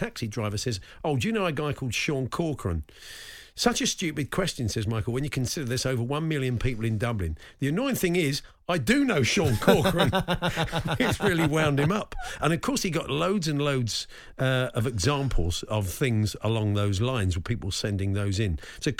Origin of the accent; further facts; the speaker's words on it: London, United Kingdom; I said, we're from England. I said, whereabouts? I said, London.